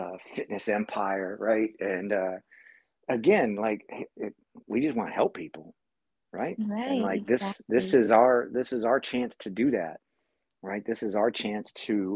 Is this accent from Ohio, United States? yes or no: yes; Massillon, Ohio, United States; moved away as an adult; also born or lived in California; growing up in my hometown of Massillon, Ohio